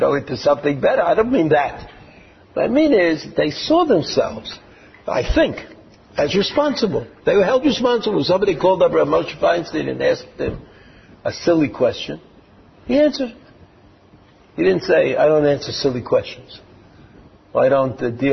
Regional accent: United States; now in Israel; when I was growing up in America

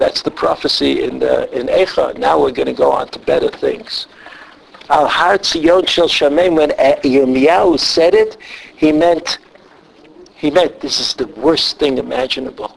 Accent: New York City, New York, United States; moved away; I'm from Brooklyn.

